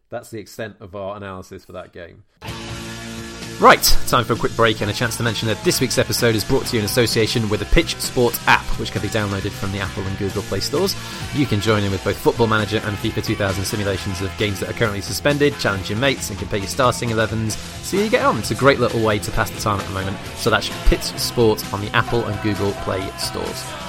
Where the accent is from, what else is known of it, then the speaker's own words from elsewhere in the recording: Wales, United Kingdom; as a Welshman